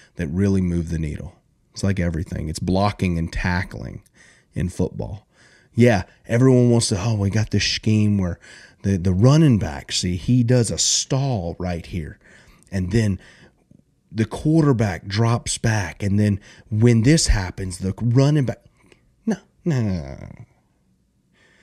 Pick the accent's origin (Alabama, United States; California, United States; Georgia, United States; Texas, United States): Alabama, United States; South; I grew up in South Alabama